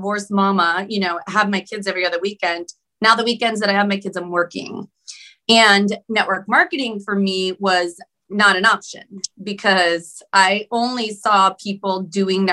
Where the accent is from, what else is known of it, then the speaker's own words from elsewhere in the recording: Cleveland, Ohio, United States; moved away as an adult; also born or lived in Sacramento area, California; now in Sacramento, United States; I'm from Cleveland, Ohio, went in the military, and I landed in the Sacramento area in California.